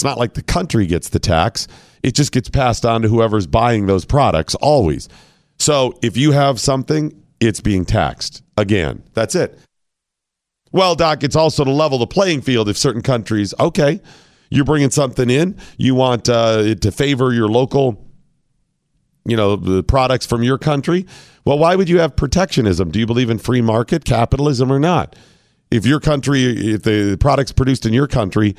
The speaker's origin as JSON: {"language": "English", "country": "United States", "said": "I'm an American."}